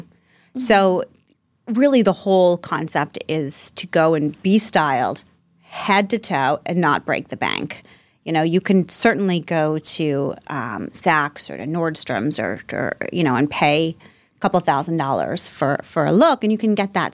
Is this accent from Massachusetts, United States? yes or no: yes; North Shore, Massachusetts, United States; also born or lived in Georgia; I grew up in the North Shore. I'm a North Shore girly, Marblehead, Salem, Swampscott, Peabody, all that area